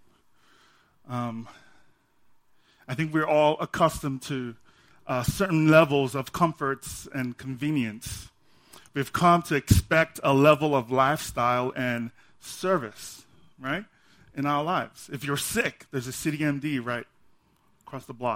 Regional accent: Nigeria; now in United States; I'm from Nigeria

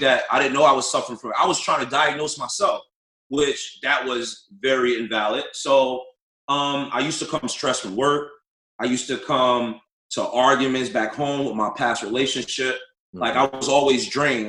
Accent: North New Jersey, United States; I'm born and raised in North New Jersey.

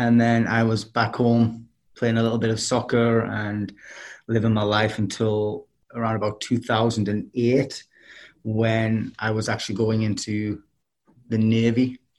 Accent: Durham, North East England, United Kingdom; moved away as an adult; also born or lived in Connecticut; now in Charlotte, United States; I'm from Durham, which is in the northeast of England.

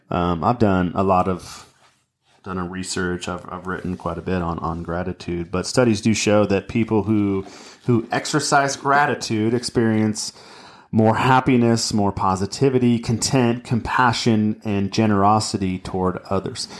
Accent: Anaheim, California, United States; my brother Brad and I, we, in, in my parent, we, we grew up in Anaheim, California

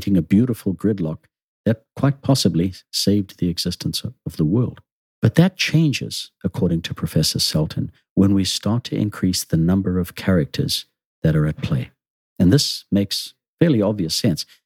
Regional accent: Zimbabwe; Growing up in Zimbabwe, I was one of those nations influenced by the communist bloc

